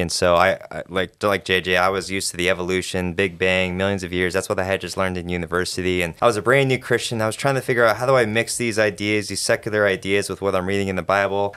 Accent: Arizona, United States; moved away as an adult; now in Kentucky, United States; I was born raised in Arizona

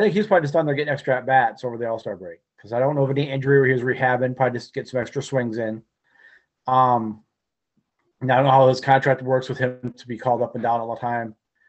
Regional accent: United Kingdom; Being British, it was a little goofy being there at Irish night.

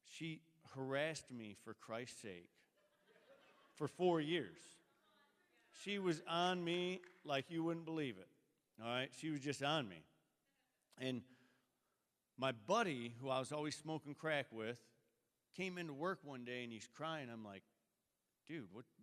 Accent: Sturgis, United States; Uh, I come from Sturgis.

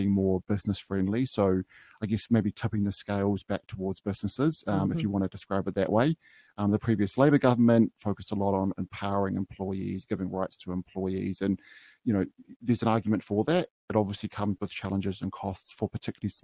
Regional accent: New Zealand; I was come from Bay of Plenty, Waikato region, so dealing with a lot of small and medium-sized businesses there in my hometowns

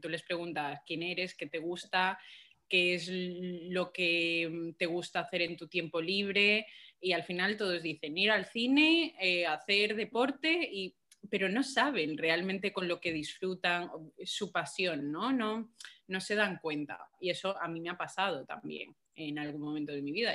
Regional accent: Galicia, Spain; also born or lived in Colombia; yo soy colombiana, ¿vale? Yo me he criado en Galicia y en, Galicia, digo, me he criado en Galicia, pero he nacido en Colombia. Entonces, hasta los cinco años yo estuve allí

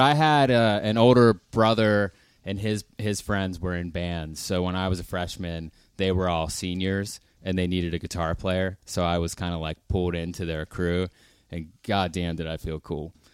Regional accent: Pittsburgh, Pennsylvania, United States; also born or lived in Nashville; I'm from Pittsburgh

